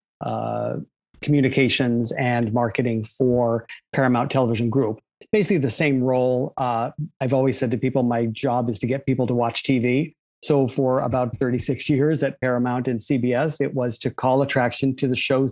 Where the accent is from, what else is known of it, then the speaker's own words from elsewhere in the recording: U.S. Virgin Islands; moved away; also born or lived in Maine, United States; I was brought up in the Virgin Islands of all random places, born in Maine, but brought up in the Virgin Islands.